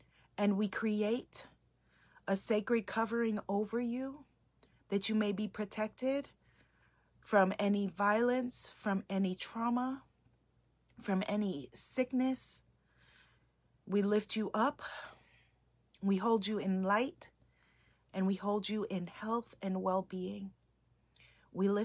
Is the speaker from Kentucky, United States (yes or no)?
no; New York City, New York, United States; I grew up in New York City